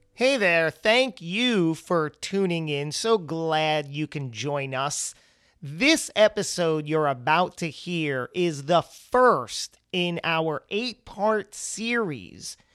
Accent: New Jersey, United States; my home state. Very proud, the Great Garden State, New Jersey

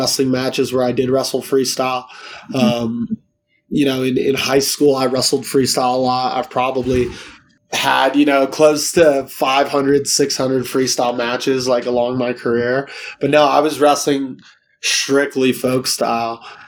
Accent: São Paulo, Brazil; now in United States; I'll be flying back to São Paulo in my home state

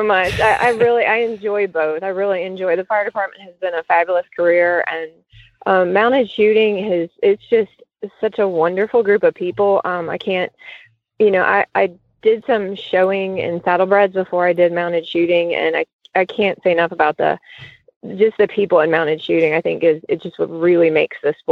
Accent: Cincinnati, Ohio, United States; I grew up in Cincinnati

